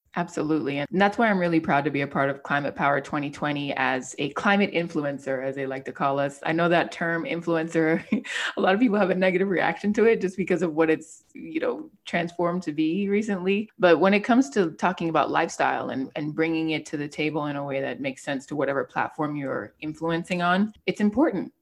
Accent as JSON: {"language": "English", "town": "Miami", "region": "Florida", "country": "United States", "tie": "born or raised there", "said": "being a Miami native and growing up in South Florida"}